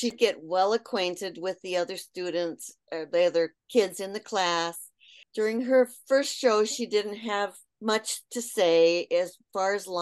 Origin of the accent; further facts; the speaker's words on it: South Dakota, United States; moved away; also born or lived in Lansing, Michigan; My father worked for a university, his college in Lansing, Michigan, at Michigan State, and moved us to South Dakota when I was in second grade